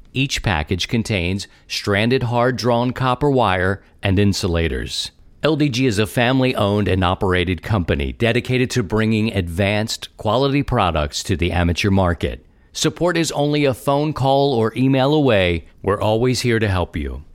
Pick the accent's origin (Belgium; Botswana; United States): United States; Baltimore, Maryland; my hometown of Baltimore, Maryland